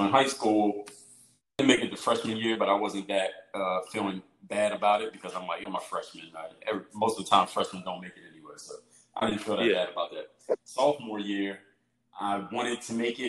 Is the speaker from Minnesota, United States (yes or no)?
no; Philadelphia, Pennsylvania, United States; my hometown in Philadelphia